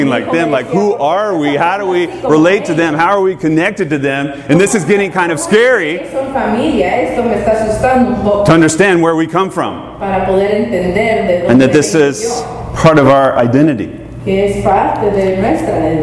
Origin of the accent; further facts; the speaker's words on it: Atlanta, Georgia, United States; moved away; I grew up in Atlanta